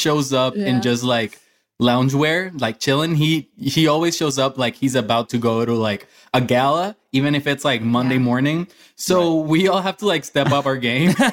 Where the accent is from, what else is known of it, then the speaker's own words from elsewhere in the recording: Puerto Rico; moved away as an adult; also born or lived in Orlando, Florida; growing up in Puerto Rico